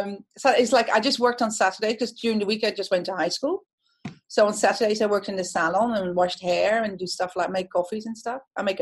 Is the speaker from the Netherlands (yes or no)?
yes; Netherlands; first language Dutch; English is a second language; moved away as an adult; also born or lived in London; I was originally born in the Netherlands and spent the first 20 years of my life there.